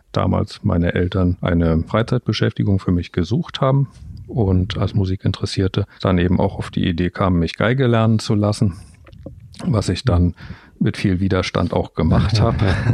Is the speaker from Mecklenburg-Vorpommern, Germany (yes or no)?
yes; Rostock, Mecklenburg-Vorpommern, Germany; born there; ich bin in Rostock geboren, in der ehemaligen DDR